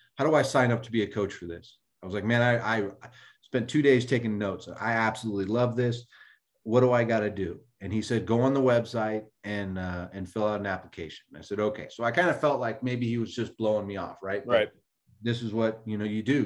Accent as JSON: {"language": "English", "area": "Bay Area", "region": "California", "country": "United States", "tie": "born or raised there", "said": "born and raised in the Bay Area"}